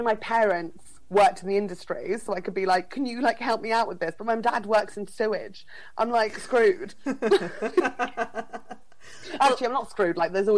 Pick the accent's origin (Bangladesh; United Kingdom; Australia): United Kingdom; Fleet, South East England; my hometown, which is Fleet in Northeast Hampshire